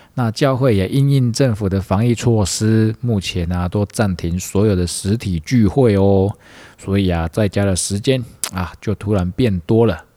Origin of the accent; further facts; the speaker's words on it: Tainan, Taiwan; 身为台南人的我们